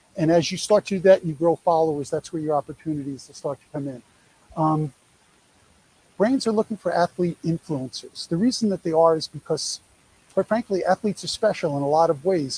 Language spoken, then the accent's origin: English; New York, United States; I'm a Yankee